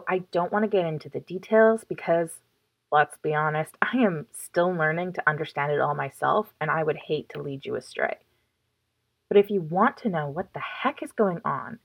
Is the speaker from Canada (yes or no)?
yes; Chilliwack, British Columbia, Canada; also born or lived in Toronto; I love my town. I love where I live. I love how much growth and progress has happened in Chilliwack over the past decade.